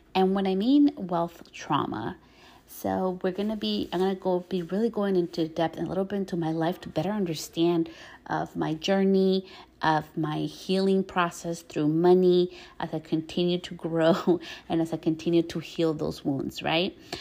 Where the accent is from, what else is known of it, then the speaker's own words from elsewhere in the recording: New York, United States; When I was born, I was born in the States, in New York